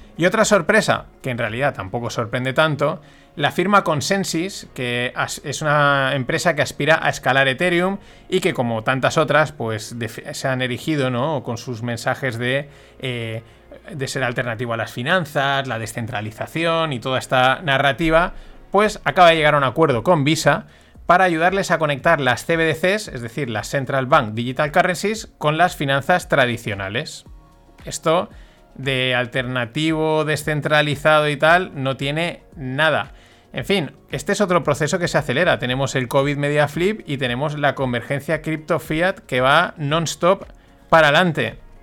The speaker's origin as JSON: {"language": "Spanish", "region": "Valencian Community", "country": "Spain", "said": "yo como valenciano que soy"}